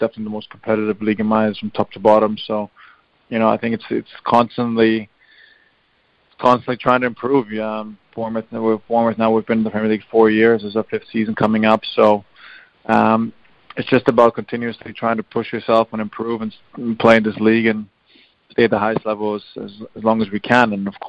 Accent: Bosnia & Herzegovina; wanting to represent my home country, and probably for football reasons at the time as well, it was the best decision for me to go to play for Bosnia

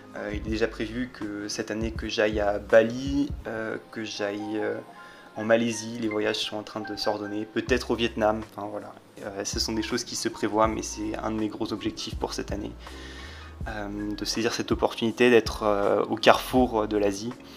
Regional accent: Paris, Île-de-France, France; moved away as an adult; en tant que Parisien euh, depuis ma plus tendre enfance

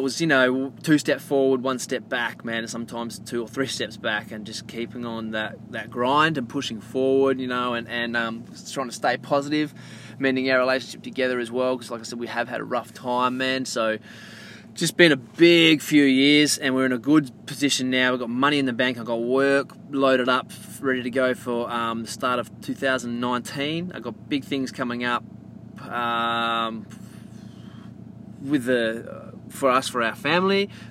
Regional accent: Quinns Rocks, Western Australia, Australia; also born or lived in Port Hedland; I grew up in Craft, but then I was in Quinn's for 20 odd years.

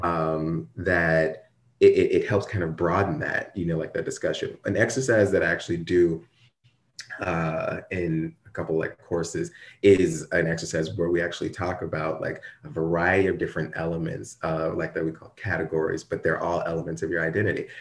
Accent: Ferguson, Missouri, United States; I grew up in Ferguson, like, Ferguson, Missouri

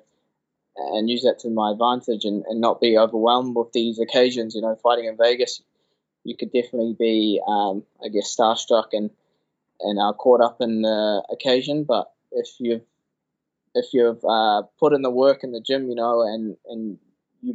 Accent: Auckland, New Zealand; to be in my hometown, that would be something that you'd only see in fairy tales. And that's always been a dream, just to fight on a Auckland UFC card

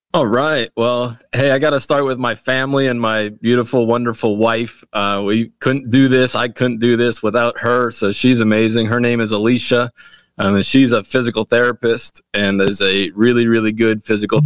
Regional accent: Wilmington, Delaware, United States; also born or lived in Canada; now in Lancaster, United States; I was born in Canada, in the great country of Canada. And uh, my family moved from Canada when I was five years old, and we grew up in Wilmington, Delaware.

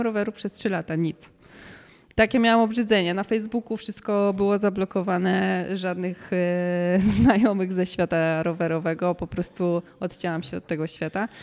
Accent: Kielce, Świętokrzyskie Voivodeship, Poland; moved away as an adult; also born or lived in Warsaw; do Kielc, do mojego, mojego rodzinnego miasta

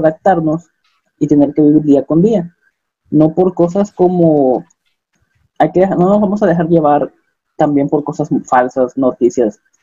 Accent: Acapulco, Guerrero, Mexico; moved away as an adult; now in Coahuila, Mexico; yo soy de Acapulco, como nuestro amigo Lalo, pero pues me vine a estudiar acá en, Coahuila

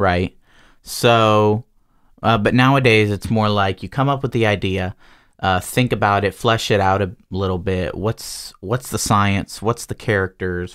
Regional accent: Georgia, United States; I was born in Georgia

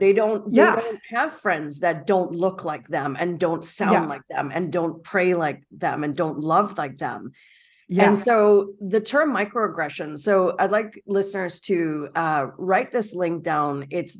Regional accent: Toronto, Ontario, Canada; And I'm born and raised in Toronto.

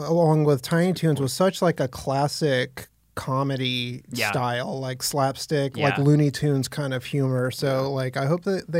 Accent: United States; I'm an American.

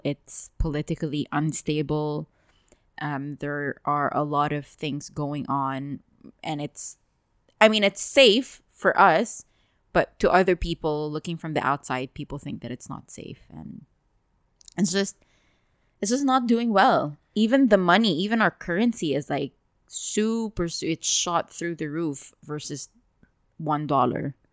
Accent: Dubai, United Arab Emirates; we've lived here our entire lives

